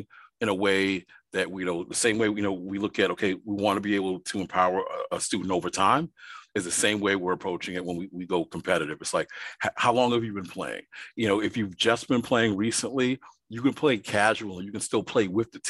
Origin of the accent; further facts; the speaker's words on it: New York City, New York, United States; I grew up in Brooklyn, New York